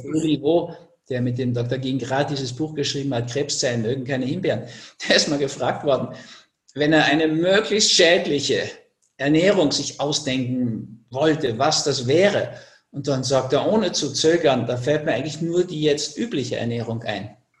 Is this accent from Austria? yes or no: yes; Austria; also born or lived in Switzerland; bei uns in Österreich